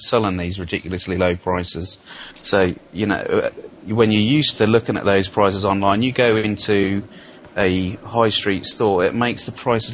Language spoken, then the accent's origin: English; United Kingdom; we as British gamers